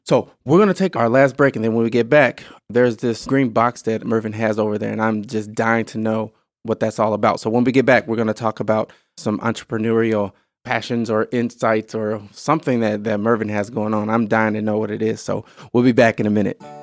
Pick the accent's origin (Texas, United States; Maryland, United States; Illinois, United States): Illinois, United States; moved away as an adult; now in Wisconsin, United States; I grew up in Illinois, all right, but I've been in, in Wisconsin for ten plus years